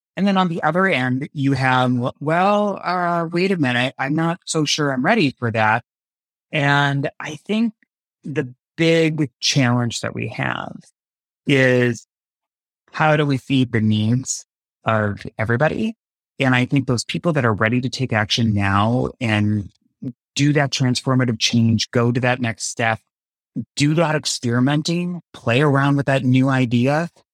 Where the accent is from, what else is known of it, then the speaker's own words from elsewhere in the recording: United States; growing up in high school in the nineties, it was small town U S A.